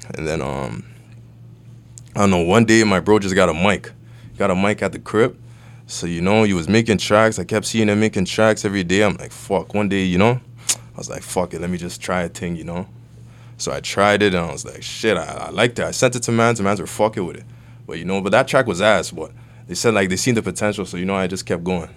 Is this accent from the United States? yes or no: no; Toronto, Ontario, Canada; also born or lived in Vaughan, Ontario / Nigeria (ancestry); I grew up on Western Road. I was there for, like, eleven years